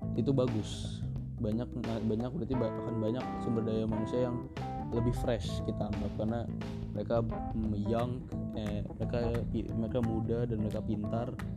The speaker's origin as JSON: {"language": "Indonesian", "country": "Indonesia", "tie": "born or raised there", "said": "gua juga orang Indonesia dan kita lahir di Indonesia dan kita tinggal di Indonesia"}